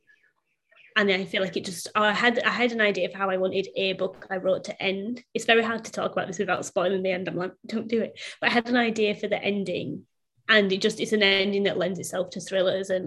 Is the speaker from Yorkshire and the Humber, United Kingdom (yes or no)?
yes; Bradford, Yorkshire and the Humber, United Kingdom; now in Sydney, Australia; I'm originally from Bradford in the north of England, hence the accent, but I'm currently living in Sydney at the minute